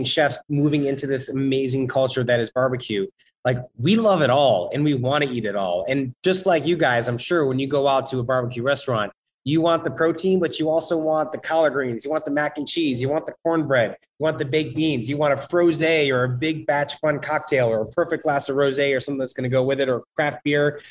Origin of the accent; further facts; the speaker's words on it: New York, United States; we're from New York